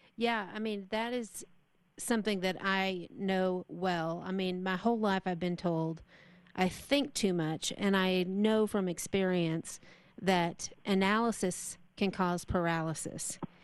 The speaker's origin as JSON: {"language": "English", "region": "Texas", "country": "United States", "moved": "yes", "said": "I'm from Texas"}